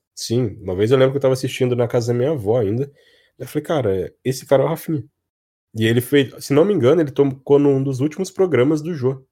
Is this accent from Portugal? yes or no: no; Cruzeiro, São Paulo, Brazil; now in Taubaté, Brazil; Eu nasci em Cruzeiro, que é uma cidadezinha pequenininha